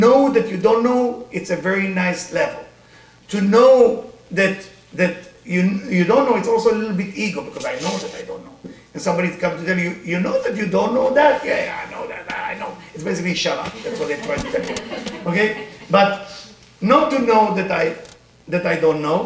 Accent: Israel; accent: Israeli; English is a second language; now in United States; I grew up in Israel

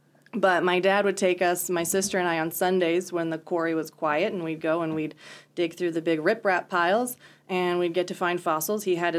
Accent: Centerville, Iowa, United States; moved away as an adult; also born or lived in San Antonio, Texas; now in Chadron, United States; I am an Iowan. So I grew up in southern Iowa in a little town called Centerville.

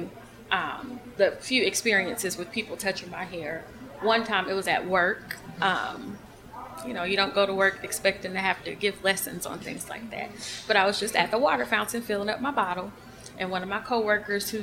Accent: Atlanta, Georgia, United States; I'm from Atlanta, so I'm used to being in, you know, more of a multicultural kind of place

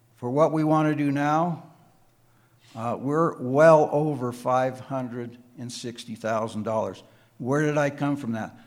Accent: Crested Butte, Colorado, United States; moved away as an adult; also born or lived in Wheat Ridge, Colorado; I was born and raised in Cresta Butte, graduated from Cresta Butte High School

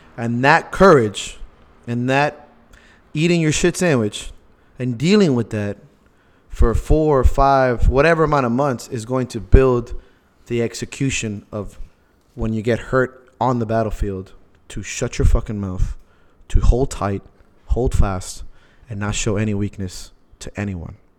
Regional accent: Miami, Florida, United States; we're from Miami

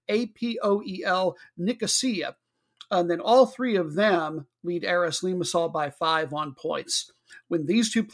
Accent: Midwest, United States; moved away; We're originally from the Midwest. We're not that far from the Midwest

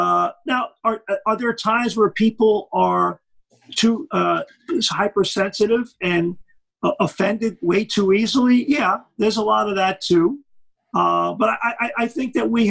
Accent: New York City, New York, United States; I grew up in Brooklyn, New York

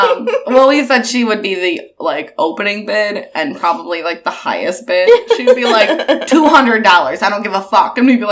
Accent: United Kingdom; Yeah, I'm also British.

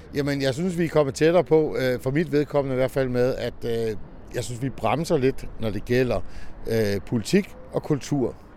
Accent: Denmark; vi som danskere

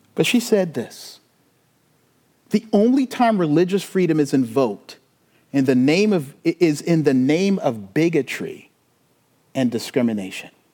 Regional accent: Charleston, South Carolina, United States; I'm from the South. I grew up in the Bible Belt.

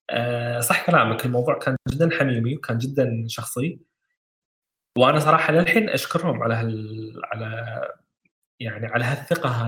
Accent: Kuwait; الحظر الكلي كان عندنا بالكويت وكان من مجابل النخل احنا بيتنا انا غرفتي قدام الحديقه وحديقتنا فيها اربع نخلات وهالنخلات هذه يعني من وانا صغير انتقلوا معنا من بيت لبيت

